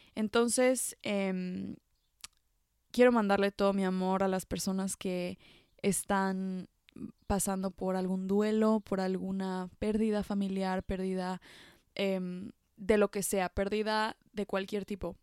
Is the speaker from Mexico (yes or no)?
yes; Mexico; moved away as an adult; now in France; yo creciendo en México